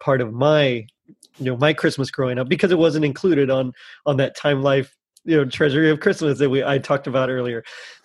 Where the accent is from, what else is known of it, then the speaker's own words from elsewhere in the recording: Rio Grande Valley, Texas, United States; where I'm from, you know, in Texas